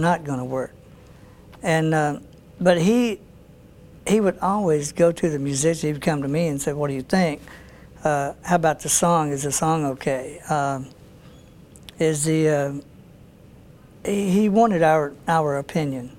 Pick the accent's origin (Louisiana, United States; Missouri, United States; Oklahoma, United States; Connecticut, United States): Louisiana, United States; Shreveport; my hometown, Shreveport